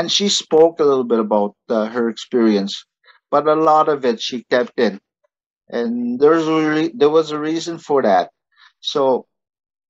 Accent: Canada; English is a second language

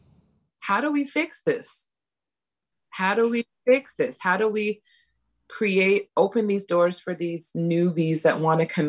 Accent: Montreal, Quebec, Canada; moved away as an adult; I'm not knocking my hometown

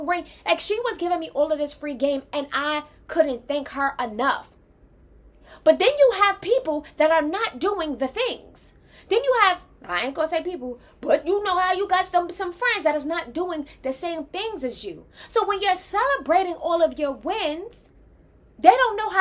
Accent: New York, United States; I'm from New York

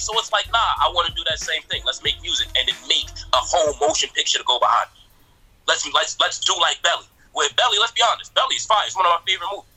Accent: the South, United States; I'm from the South

